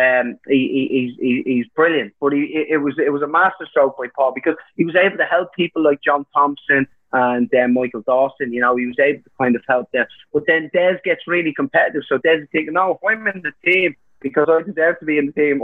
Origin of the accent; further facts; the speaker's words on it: Ireland; me being Irish